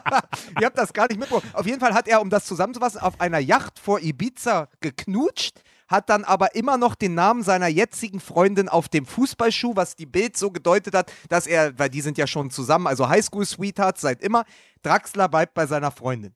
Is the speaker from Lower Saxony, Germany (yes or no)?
no; Berlin, Germany; als Berliner